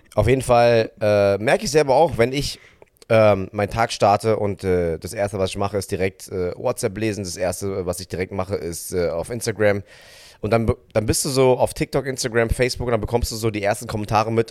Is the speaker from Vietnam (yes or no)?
yes; Vietnam; ich als Vietnamese